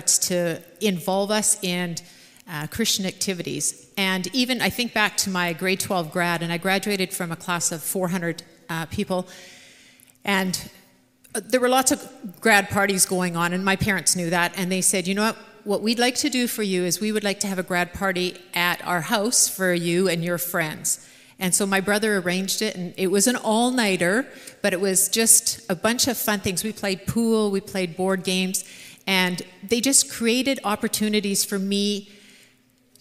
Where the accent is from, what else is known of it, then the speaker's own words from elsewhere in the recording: Swift Current, Saskatchewan, Canada; we had one channel growing up in Swift Current